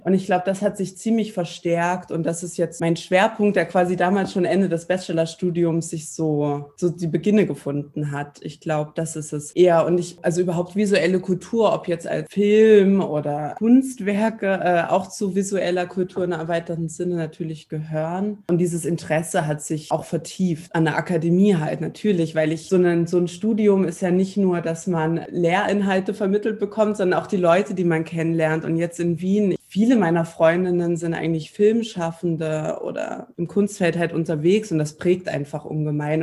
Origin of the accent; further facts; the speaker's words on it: East Germany, Germany; moved away as an adult; also born or lived in Tübingen, Baden-Württemberg; als Ostdeutsche